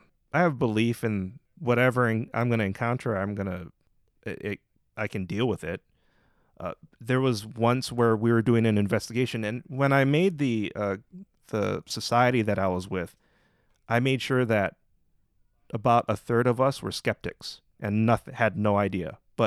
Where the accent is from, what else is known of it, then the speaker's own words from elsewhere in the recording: Hawaii, United States; But also it's like, I'm Hawaiian and it's just part of life.